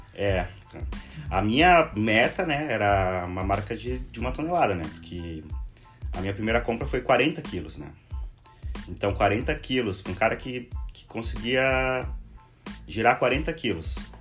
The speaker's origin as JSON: {"language": "Portuguese", "region": "Rio Grande do Sul", "country": "Brazil", "also_born_or_lived": "Porto Alegre", "moved": "as an adult", "lives_now": "Florianópolis, Brazil", "said": "eu comecei aqui no Rio Grande do Sul, sou gaúcho, morei por 10 anos aqui em Porto Alegre"}